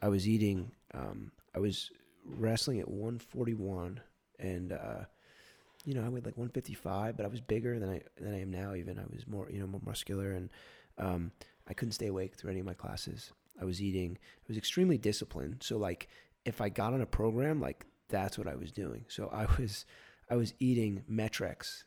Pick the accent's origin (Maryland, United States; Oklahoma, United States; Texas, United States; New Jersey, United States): New Jersey, United States; I'm from New Jersey.